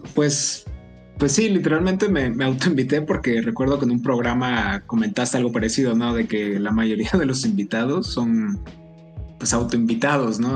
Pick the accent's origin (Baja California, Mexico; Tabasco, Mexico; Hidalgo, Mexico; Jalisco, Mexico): Tabasco, Mexico; now in Puebla, Mexico; yo nací y crecí en Tabasco